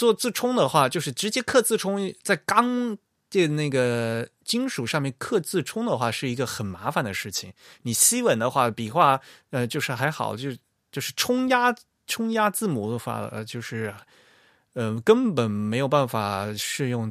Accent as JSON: {"language": "Chinese", "country": "China", "said": "并不是我们所谓的什么呃四大发明啊，我们中国人的传统啊，什么什么的"}